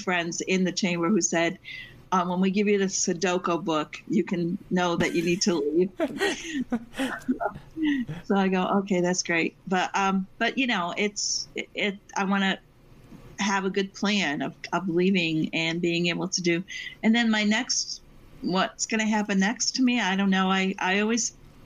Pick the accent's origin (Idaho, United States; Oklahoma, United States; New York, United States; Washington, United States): New York, United States; Binghamton; moved away as an adult; also born or lived in Massachusetts; now in Syracuse, United States; I lived 20 years in Massachusetts, but I basically I grew up in Binghamton